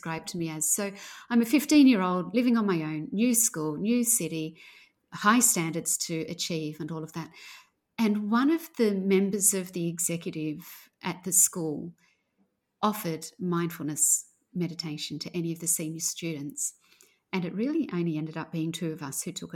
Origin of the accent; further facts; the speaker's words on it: outside of Sydney, New South Wales, Australia; I grew up outside of Sydney, well outside of Sydney